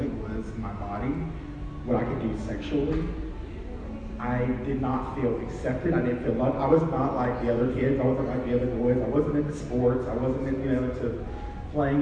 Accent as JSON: {"language": "English", "region": "South Carolina", "country": "United States", "also_born_or_lived": "San Francisco, California", "moved": "yes", "said": "I am originally from South Carolina"}